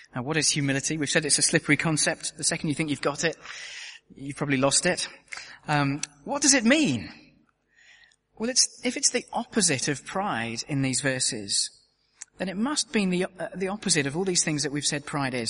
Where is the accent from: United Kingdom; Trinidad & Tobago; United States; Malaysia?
United Kingdom; as a Brit